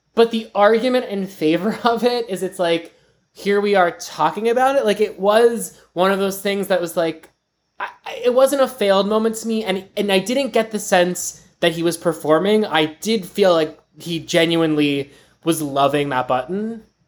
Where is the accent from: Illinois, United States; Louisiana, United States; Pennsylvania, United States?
Pennsylvania, United States; Pittsburgh; my hometown, Pittsburgh